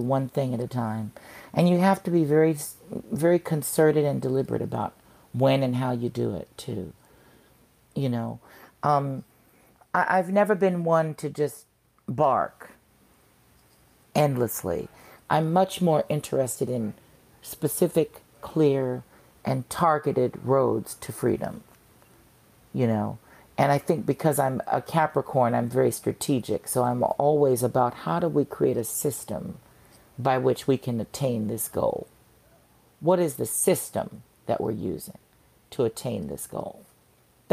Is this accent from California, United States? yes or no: yes; Santa Monica, California, United States; moved away as an adult; also born or lived in Los Angeles, California / Chicago; I'm from Santa Monica, California. I was born there and, you know, was raised between Santa Monica and Koreatown in L.A.